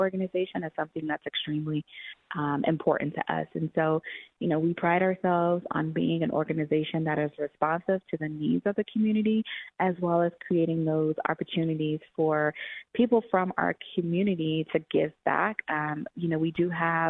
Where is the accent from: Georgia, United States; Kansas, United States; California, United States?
Georgia, United States; Atlanta; now in Denver, United States; I grew up in Atlanta, Georgia.